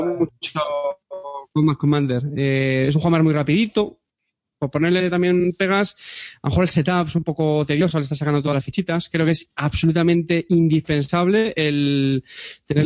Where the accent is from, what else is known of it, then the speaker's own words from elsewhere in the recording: Montilla, Andalusia, Spain; es Montilla, que es mi pueblo